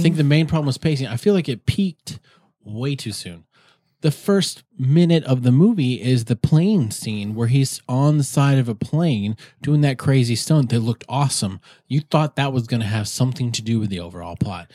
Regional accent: South Dakota, United States; moved away; when I grew up in South Dakota

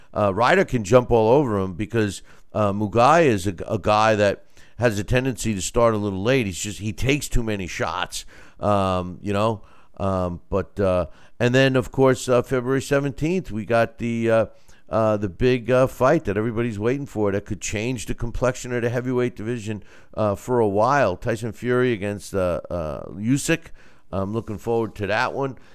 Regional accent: United States; I'm, I'm American, right? I'm, I'm Italian-American

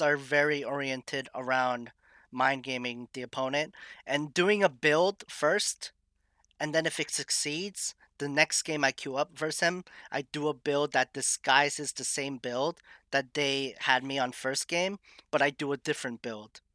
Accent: Massachusetts, United States; also born or lived in Maine; I am born and raised in Massachusetts.

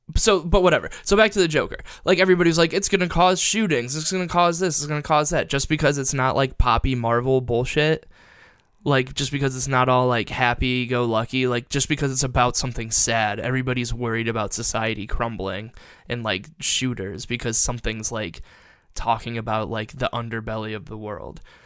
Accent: Perrysburg, Ohio, United States; I'm from Perrysburg, which, like, there were, like, three black people I graduated high school

